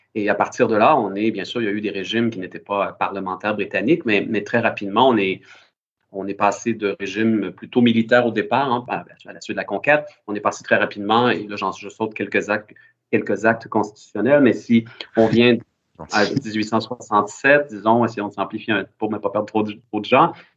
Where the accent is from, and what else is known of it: Quebec, Canada